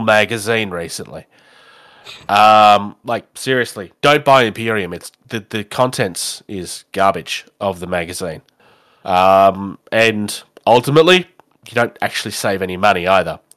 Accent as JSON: {"language": "English", "country": "Australia", "said": "I'm an Australian"}